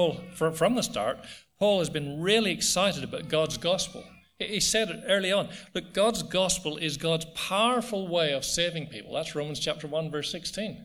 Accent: Ireland; now in Australia; I come from Ireland

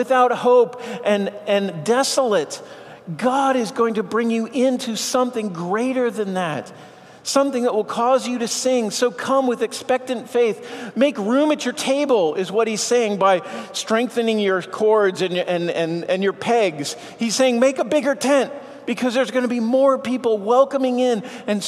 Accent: Boston, Massachusetts, United States; I grew up in Boston, so I'm a Red Sox fan.

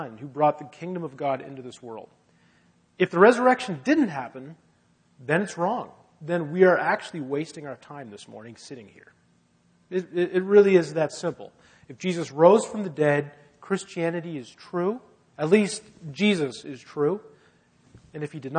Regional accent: Halifax, Nova Scotia, Canada; And I grew up in Halifax, but my parents are both from Ottawa originally.

